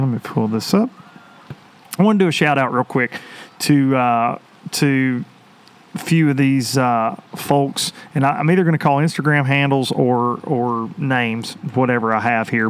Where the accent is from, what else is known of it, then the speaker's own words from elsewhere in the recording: United States; growing up on the Tennessee River, I, I am a deep fisherman